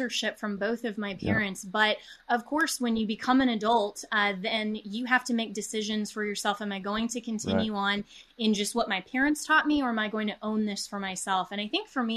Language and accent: English; Colorado, United States; my home state of Colorado